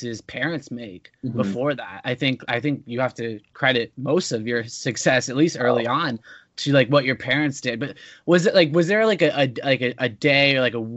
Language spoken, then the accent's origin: English; Southern California, United States; moved away; We are two kids from Southern California, and we decided to make the trek to the East Coast